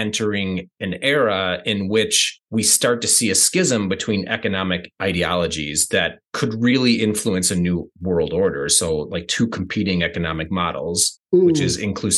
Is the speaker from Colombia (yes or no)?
no; United States; I'm from the States